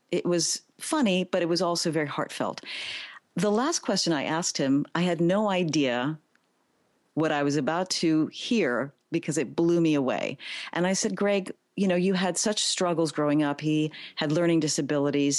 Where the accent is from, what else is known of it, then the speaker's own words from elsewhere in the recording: New York City, New York, United States; I am a native New Yorker, born, raised, educated in the Bronx